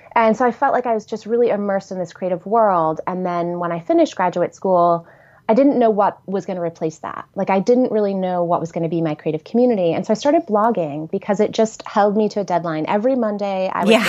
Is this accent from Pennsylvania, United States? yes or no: no; Horseheads, New York, United States; also born or lived in Ithaca, New York; I grew up in Horseheads, New York, which is a small